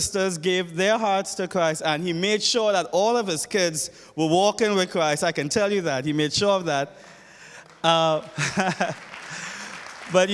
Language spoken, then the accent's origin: English; Trinidad & Tobago